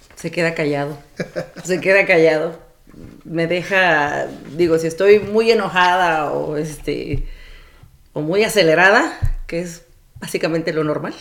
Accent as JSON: {"language": "Spanish", "town": "Coatzacoalcos", "region": "Veracruz", "country": "Mexico", "tie": "born or raised there", "also_born_or_lived": "Ciudad Madero, Tamaulipas", "said": "nací en Ciudad Madero, Tamaulipas, criada en Coatzacoalcos, Veracruz y de familia del Istmo de Tehuantepec"}